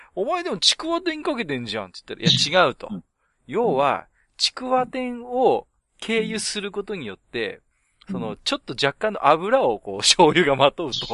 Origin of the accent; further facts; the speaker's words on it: Tohoku, Japan; 僕も東北人なんで